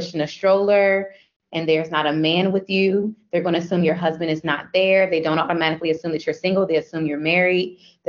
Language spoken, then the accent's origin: English; Virginia, United States; also born or lived in United Arab Emirates; I'm from Virginia.